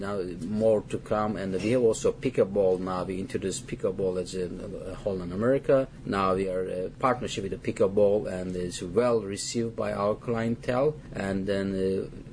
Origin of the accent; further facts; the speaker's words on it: Turkey; moved away; I'm from Turkey